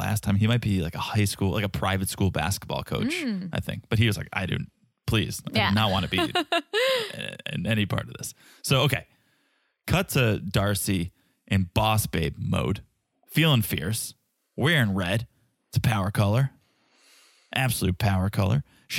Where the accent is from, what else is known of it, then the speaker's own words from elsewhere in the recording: Albania; I'm from Albania. Who cares about Cape Verde?